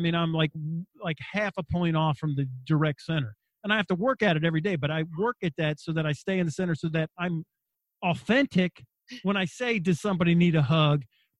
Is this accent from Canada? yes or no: no; Wagga Wagga, New South Wales, Australia; I grew up in Australia in a little town called Wagga Wagga in New South Wales, halfway between Sydney and Melbourne. There was only 4 Americans in the city.